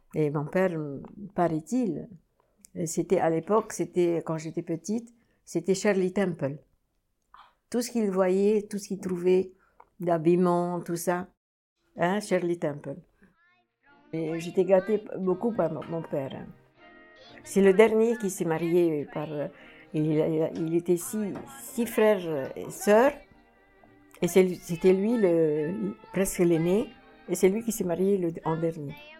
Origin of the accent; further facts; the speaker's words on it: Cairo, Cairo Governorate, Egypt; moved away as an adult; now in Paris, France; je suis née euh, au Caire, en Égypte